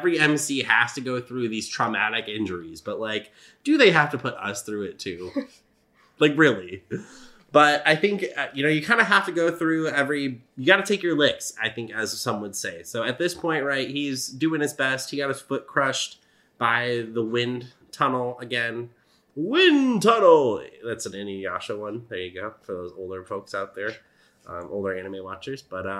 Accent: United States; Sorry, we're American.

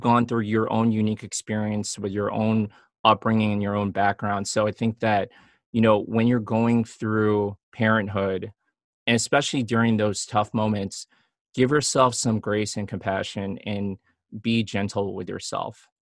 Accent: Chicago, Illinois, United States; now in Los Angeles, United States; I grew up in Chicago

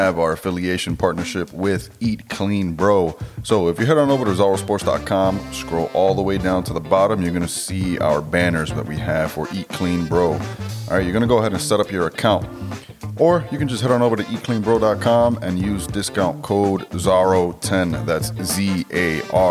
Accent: New York, United States; now in New Jersey, United States; I grew up in New York

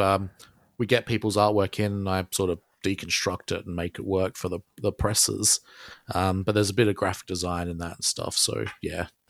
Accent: Australia; accent: Australian; I'm Australian

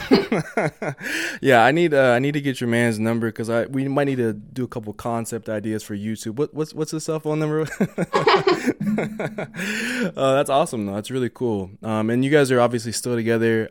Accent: Denver, Colorado, United States; I'm from Denver

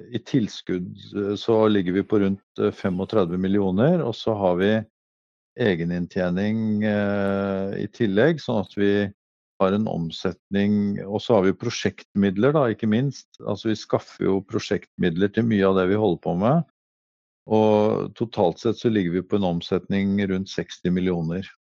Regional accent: Eastern Norway, Norway; accent: Eastern Norwegian; moved away as an adult; now in Norheimsund, Norway; er jo østlending og har ikke lagt om dialekta mi

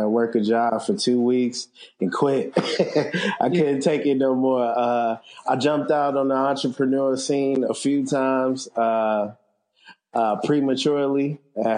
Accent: Chicago, Illinois, United States; moved away; I'm originally from Chicago, graphic designer, web developer.

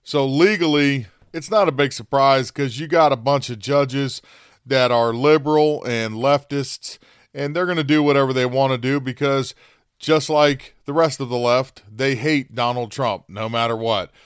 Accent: United States; We're Americans

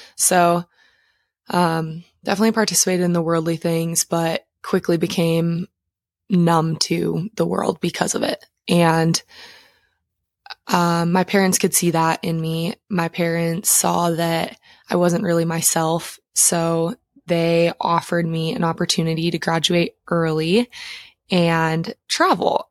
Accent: Montana, United States; I grew up in Montana

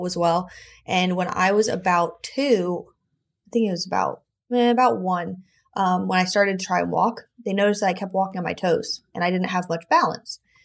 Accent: South Florida, United States; I was born in South Florida

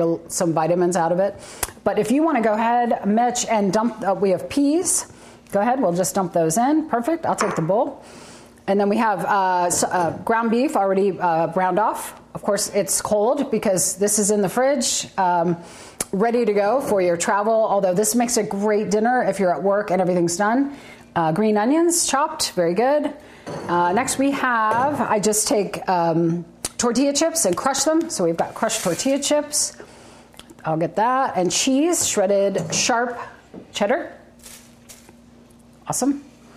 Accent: Pittsburgh, Pennsylvania, United States; moved away as an adult; now in Kansas City, United States; I'm originally from Pittsburgh, Pennsylvania. And prior to me moving here to Kansas City in 1992

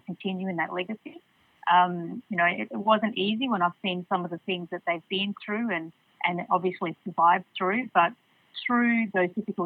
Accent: Port Hedland, Western Australia, Australia; What I loved about Port Hedland back in the 80s and 90s is it had a very strong community feel

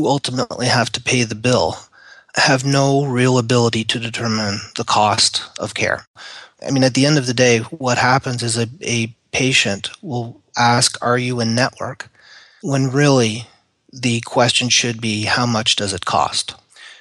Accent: Canada; moved away as an adult; now in United States; I am a Canadian that has emigrated to the United States.

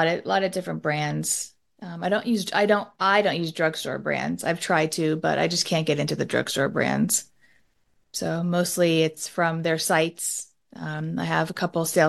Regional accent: Southern California, United States; the culture we grew up in Southern California

